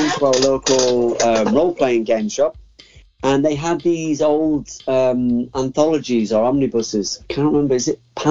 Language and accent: English; near Middlesbrough, North East England, United Kingdom; Middlesbrough, which is the big city near where I live